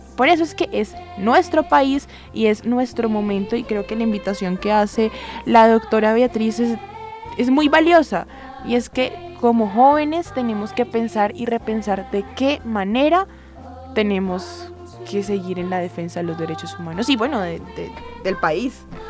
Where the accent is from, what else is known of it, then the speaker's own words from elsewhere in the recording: Colombia; como ciudadanos en acción, como grupo de acciones públicas, como colombianos y como estudiantes